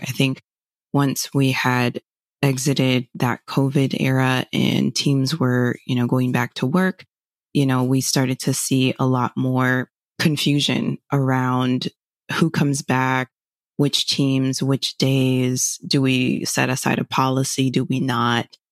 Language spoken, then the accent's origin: English; Fort Lauderdale, Florida, United States; moved away as an adult; now in Chicago, United States; originally from Fort Lauderdale, born and raised, and then moved to Chicago in twenty nineteen